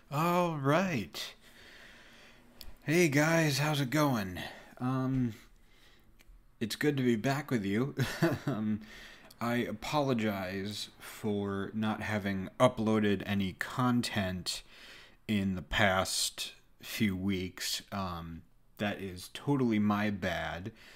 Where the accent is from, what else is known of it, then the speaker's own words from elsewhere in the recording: United States; born and raised in America